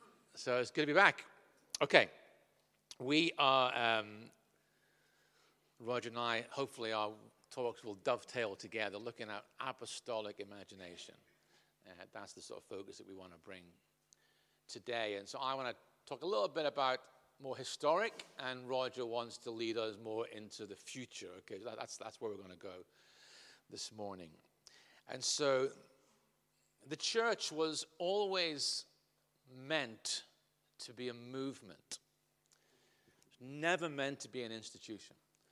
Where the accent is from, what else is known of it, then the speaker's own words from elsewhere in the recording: North West England, United Kingdom; accent: Liverpudlian; also born or lived in Scotland / Ireland; now in Southampton, United Kingdom; my accent has morphed over those years from Liverpudlian to Scottish, back to Irish, back to Scottish, and then down on the south coast of England